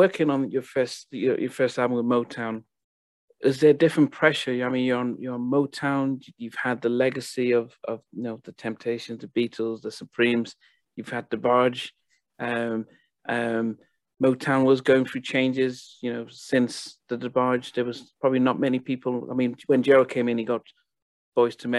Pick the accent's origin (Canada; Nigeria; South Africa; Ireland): Nigeria; also born or lived in United States; now in United Kingdom; that song traveled over to Nigeria, and I was still in high school, and you know, we didn't get American DJs and stuff, so for it to come on our radio